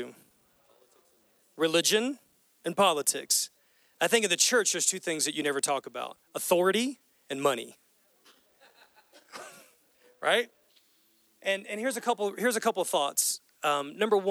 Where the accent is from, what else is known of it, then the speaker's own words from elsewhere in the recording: United States; as American Christians